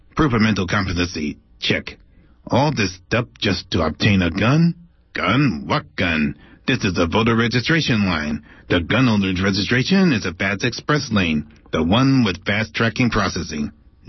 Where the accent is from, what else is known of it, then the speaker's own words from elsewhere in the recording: Oakland, California, United States; also born or lived in Alameda; Well, yes, although I never actually lived in Alameda. I was raised in Oakland.